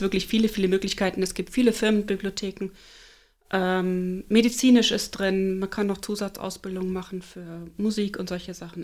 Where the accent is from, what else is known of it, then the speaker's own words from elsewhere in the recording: Flensburg, Schleswig-Holstein, Germany; moved away as an adult; also born or lived in Duisburg / Leipzig / Munich; now in Eckernförde, Germany; Gebürtig bin ich Duisburgerin. Da habe ich die ersten neun Jahre meines Lebens verbracht. Dann sind meine Eltern nach Flensburg gezogen. Dort habe ich meine Jugend verbracht.